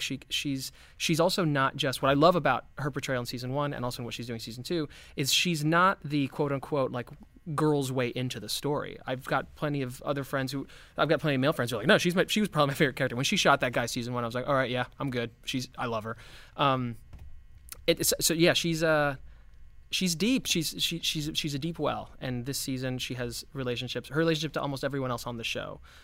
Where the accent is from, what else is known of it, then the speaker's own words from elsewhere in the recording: Miami, Florida, United States; I grew up in Miami